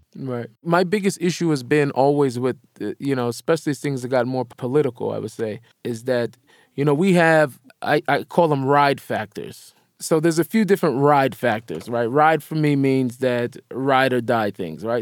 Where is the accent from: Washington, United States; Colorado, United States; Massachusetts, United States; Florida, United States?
Washington, United States; Seattle; I grew up in Seattle